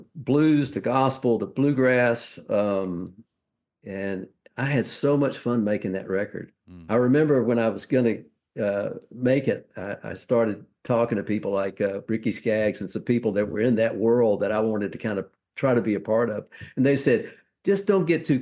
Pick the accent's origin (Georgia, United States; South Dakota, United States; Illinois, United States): Georgia, United States; Macon; moved away; also born or lived in Nashville; I'm from Macon, Georgia, which is also the home of … and …